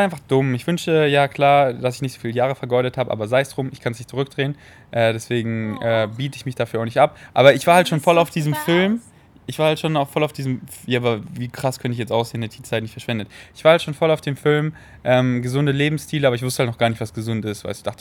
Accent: Munich, Bavaria, Germany; In den Kinos in München, wo ich groß geworden bin, in Säulen.

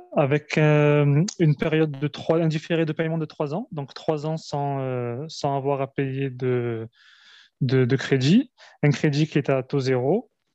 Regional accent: France; moved away as an adult; now in Algeria; je suis euh, franco-algérien, je suis né en Algérie, je suis venu très tôt en France, où j'ai fait mes, mes études

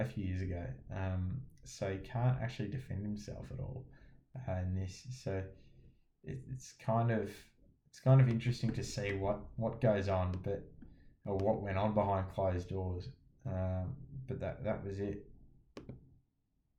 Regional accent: Australia; as an Aussie

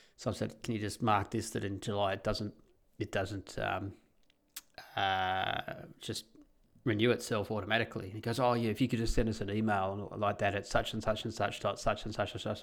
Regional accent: Australia; moved away as an adult; now in Netherlands; I can never be a Dutchie, of course, I am an Australian

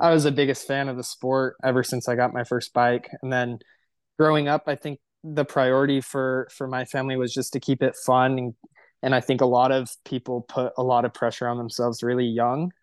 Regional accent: Temecula, California, United States; I'm from Temecula, California

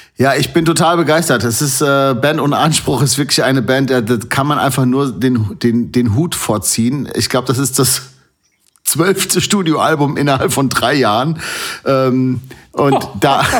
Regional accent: North Rhine-Westphalia, Germany; now in Hesse, Germany; ich bin in Nordrhein-Westfalen geboren

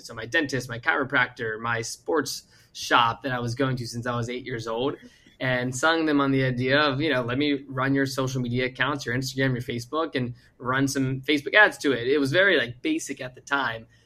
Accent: Virginia, United States; moved away as an adult; also born or lived in Arizona; I moved across to Arizona from Virginia when I graduated high school

